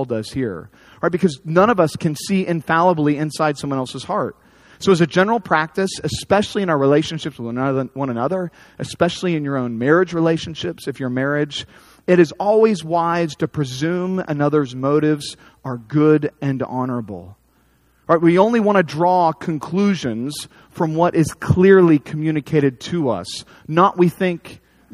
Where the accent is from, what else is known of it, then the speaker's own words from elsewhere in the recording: United States; as American evangelicals